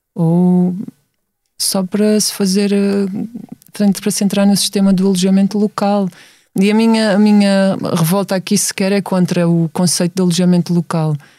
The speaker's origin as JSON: {"language": "Portuguese", "region": "Setúbal", "country": "Portugal", "tie": "born or raised there", "said": "Eu venho de Setúbal, sempre vivi lá"}